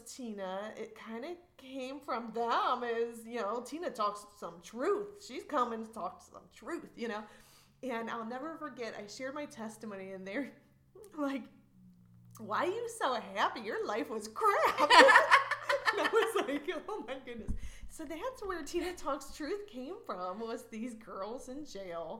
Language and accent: English; Ohio, United States; I was born and raised in Ohio, so there's lots of fields